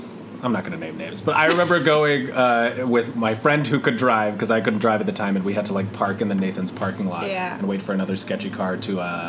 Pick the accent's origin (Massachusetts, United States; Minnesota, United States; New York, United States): New York, United States; Yonkers